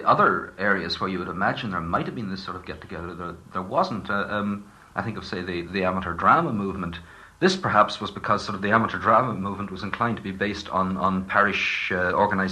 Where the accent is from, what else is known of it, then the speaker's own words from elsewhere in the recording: East County Down, Northern Ireland, United Kingdom; I grew up in East County Down, which is not a very nationally minded part of the country